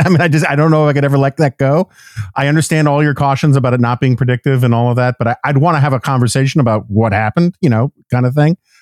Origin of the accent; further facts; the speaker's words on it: New York City, New York, United States; I grew up in New York City in the in the seventies and eighties